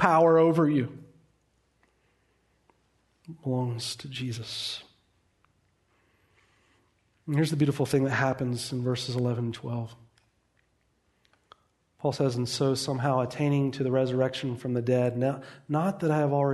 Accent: United States; We are American. We like our comfort and luxury.

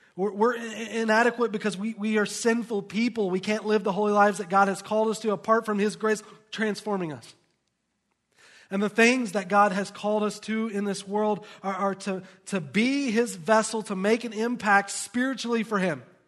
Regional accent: the South, United States; now in Lehi, United States; I grew up in the South, in a very poor environment

